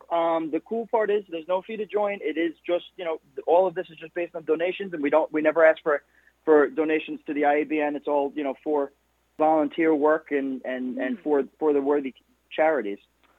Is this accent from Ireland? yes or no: yes; Limerick, Munster, Ireland; also born or lived in New York City; now in New York, United States; I was born in Limerick City